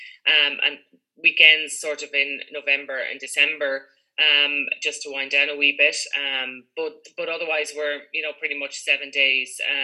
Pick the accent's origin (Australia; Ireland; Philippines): Ireland; Galway, Connacht; also born or lived in North Clare; now in County Clare, Ireland; But my mother was from Clare, so I'm kind of half a Clare person, I think. Not a true blue blow-in, but half a blow-in. But yeah, from Galway City